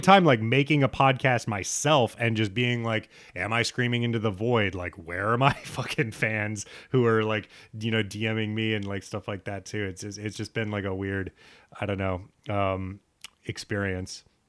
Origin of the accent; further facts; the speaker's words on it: United States; a straight bro growing up in America